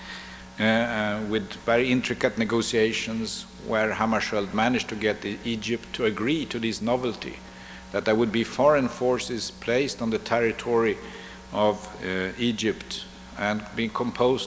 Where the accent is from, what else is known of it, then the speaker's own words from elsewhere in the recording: Sweden; we Swedes